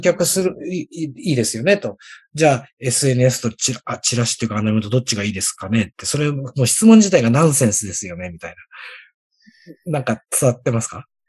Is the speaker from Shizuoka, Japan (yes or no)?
yes; Mishima, Shizuoka, Japan; 僕の地元だったら、三島市